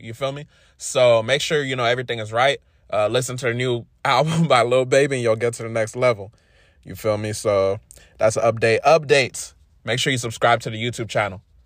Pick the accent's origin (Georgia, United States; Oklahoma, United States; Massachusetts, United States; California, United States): California, United States; Inglewood; I was born in, uh, Inglewood, California